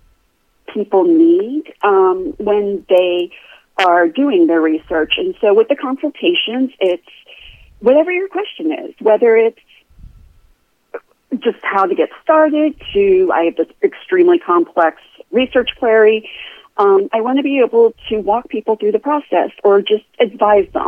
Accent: Florida, United States; moved away as an adult; I am from Florida. I was native born

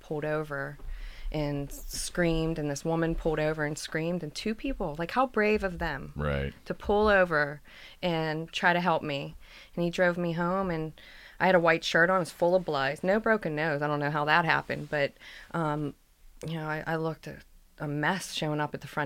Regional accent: Pittsburgh, Pennsylvania, United States; a lot of my friends growing up in the North Side

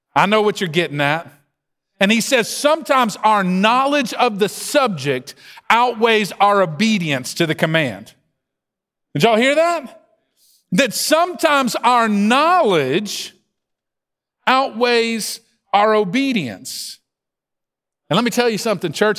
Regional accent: the South, United States; accent: Southern drawl; you don't have to listen to me very long to hear this Southern drawl and know I'm from the South.

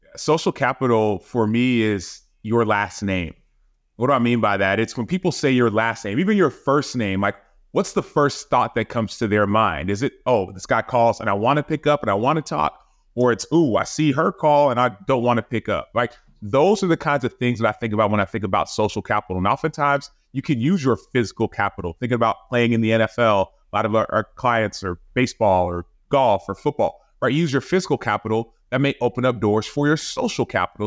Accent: Dallas, Texas, United States; moved away as an adult; also born or lived in Chicago; I moved back to Dallas where I grew up

